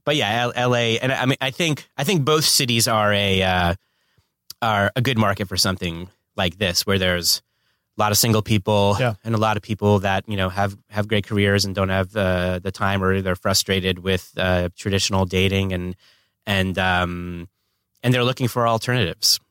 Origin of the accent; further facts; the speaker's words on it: Northern New Jersey, United States; also born or lived in New York; now in Los Angeles, United States; I was born on the East Coast in Northern New Jersey, but I've been living in LA for 20 years